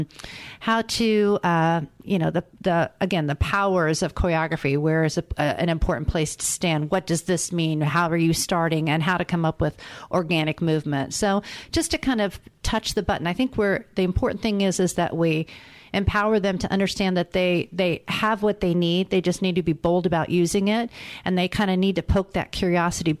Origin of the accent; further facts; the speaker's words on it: Indianapolis, Indiana, United States; I'm from Indianapolis, Indiana